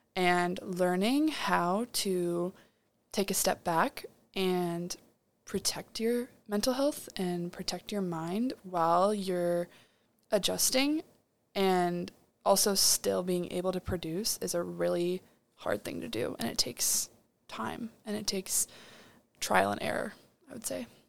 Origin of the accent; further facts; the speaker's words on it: Chicago, Illinois, United States; moved away as an adult; I'm from Chicago, Illinois, so I'm thirteen hours away from home